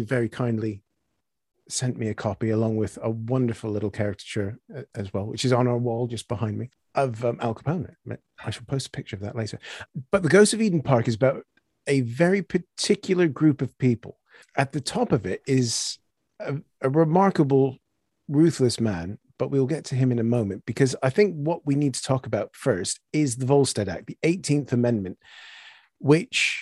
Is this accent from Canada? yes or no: yes; Canada; moved away; Originally being Canadian